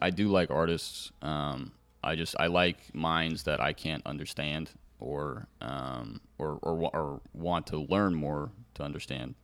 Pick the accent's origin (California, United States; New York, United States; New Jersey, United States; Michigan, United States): California, United States; moved away; my home state in California